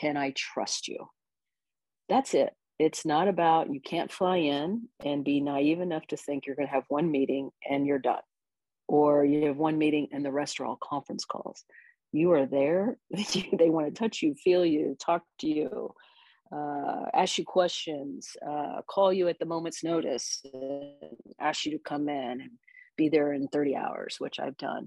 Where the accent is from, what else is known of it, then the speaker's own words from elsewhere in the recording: United States; also born or lived in Encinitas, California; I'm American